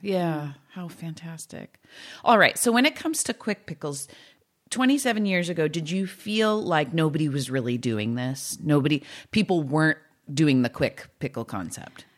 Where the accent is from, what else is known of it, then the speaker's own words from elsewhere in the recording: California, United States; I'm just a Californian